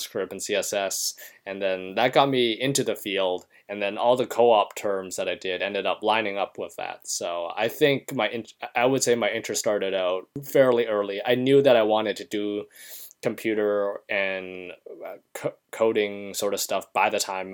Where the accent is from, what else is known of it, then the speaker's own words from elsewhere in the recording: Canada; moved away as an adult; now in United States; I am a Canadian citizen